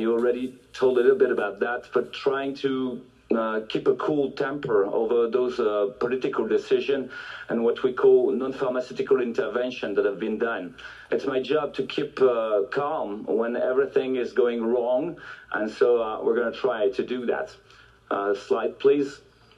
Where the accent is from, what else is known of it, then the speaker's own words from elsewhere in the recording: France; first language French; English is a second language; also born or lived in Marseille; I should speak in French normally